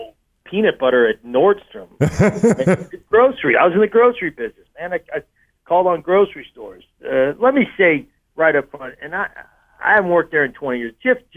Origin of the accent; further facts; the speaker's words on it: Springfield, Missouri, United States; I was born in Springfield, actually.